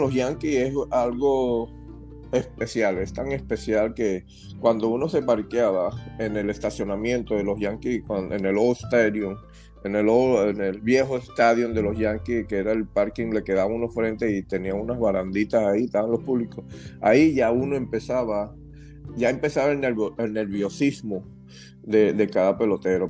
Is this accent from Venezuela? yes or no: yes; Venezuela; Me encantaba jugar en mi país. Y ahí me hice, ahí crecí, ahí aprendí a jugar el béisbol